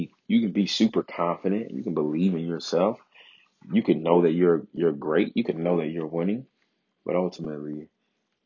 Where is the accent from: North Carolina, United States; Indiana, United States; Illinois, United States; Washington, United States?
Illinois, United States; Chicago; That is my hometown, Chicago, Illinois